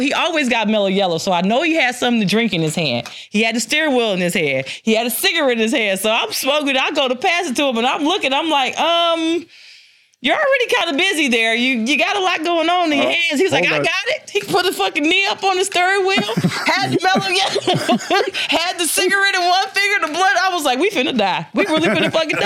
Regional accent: Detroit, Michigan, United States; I'm from Detroit

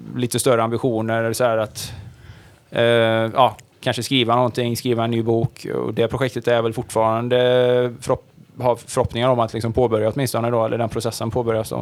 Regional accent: Sweden; man född och uppvuxen i Sverige och är någonstans i min ålder så här medelålders

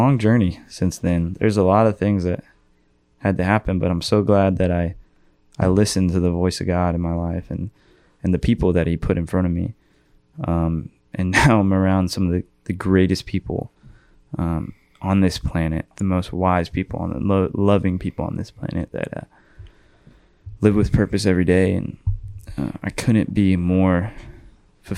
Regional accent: Austin, Texas, United States; I'm from Austin

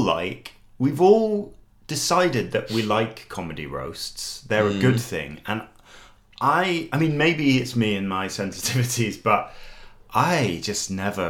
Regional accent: United Kingdom; And maybe there's something about my discomfort is something to do with being British.

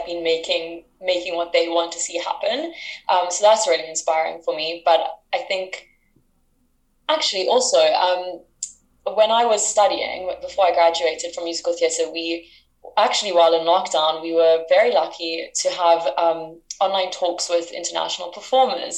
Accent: South Africa; moved away as an adult; now in United Kingdom; I'm from South Africa. I'm currently in the UK

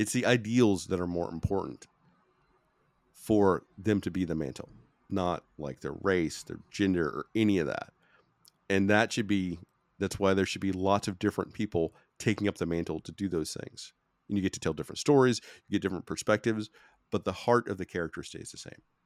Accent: United States; I'm American

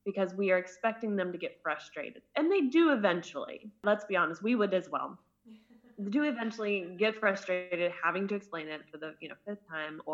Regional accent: United States; moved away as an adult; now in Germany; I'm American

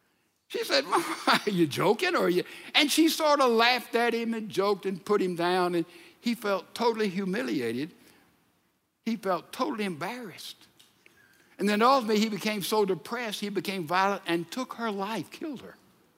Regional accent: Mississippi, United States; You know, the culture of Texas is not the culture of my home state of Mississippi.

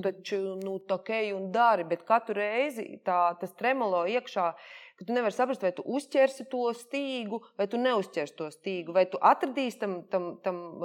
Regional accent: Jelgava, Zemgale, Latvia; es esmu no Jālgavas, es Jālgavā dzimusi

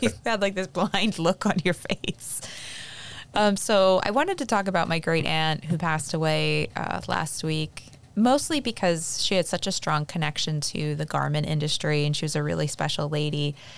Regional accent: Pennsylvania, United States; moved away; in my hometown, there are actually factories that made different things.

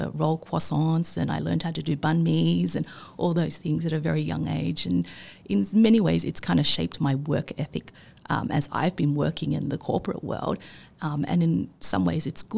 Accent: Sydney, New South Wales, Australia; growing up in Australia in the 80s and 90s

